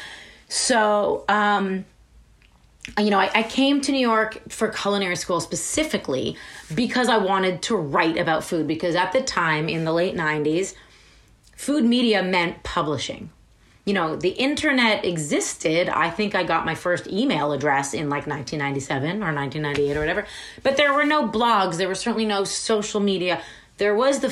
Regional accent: Toronto, Ontario, Canada; My parents met in Toronto and raised us in Toronto

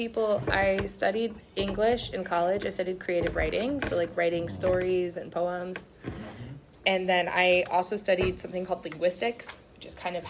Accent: New Mexico, United States; also born or lived in Louisiana; now in Arkansas, United States; so I was born in Louisiana, but I grew up in New Mexico

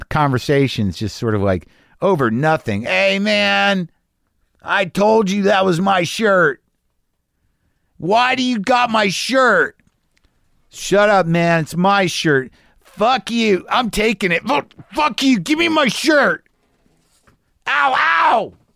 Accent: Albuquerque, New Mexico, United States; moved away; I grew up in New Mexico and Albuquerque

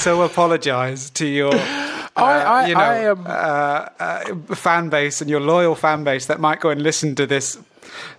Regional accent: Plymouth, South West England, United Kingdom; I was from Plymouth

